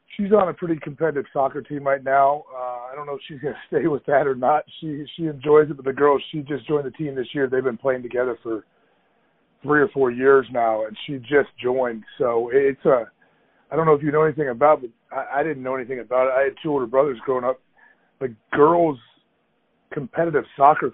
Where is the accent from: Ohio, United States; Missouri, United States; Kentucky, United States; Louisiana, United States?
Ohio, United States; also born or lived in Green Bay, Wisconsin; I'm from Ohio. I grew up there.